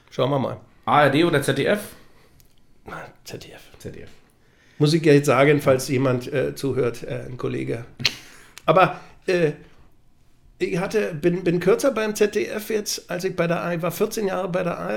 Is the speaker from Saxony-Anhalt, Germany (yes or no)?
yes; Magdeburg, Saxony-Anhalt, Germany; Also ich bin Magdeburger durch und durch, freue mich aber über alle anderen Vereine genauso.